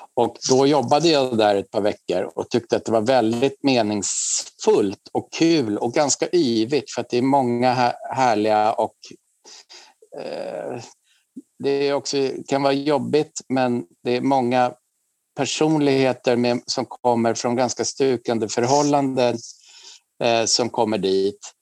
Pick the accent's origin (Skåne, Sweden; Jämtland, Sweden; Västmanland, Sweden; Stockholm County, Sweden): Stockholm County, Sweden; Huddinge; moved away as an adult; now in Stockholm, Sweden; jag föddes i Huddinge och bor nu sedan jag var 18 år, sedan 88 på Kungsklippan 14 i Stockholm